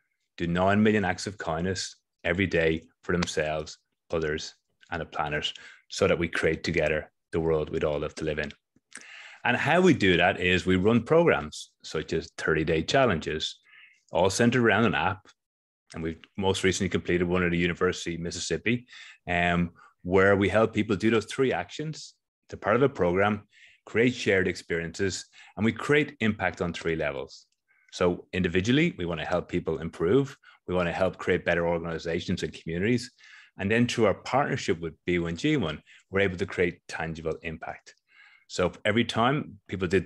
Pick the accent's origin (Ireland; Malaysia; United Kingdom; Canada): Ireland; now in Australia; I am in Australia, but I'm originally from Ireland